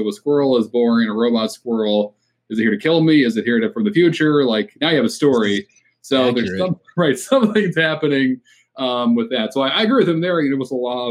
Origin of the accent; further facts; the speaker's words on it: New England, United States; moved away; I'm from New England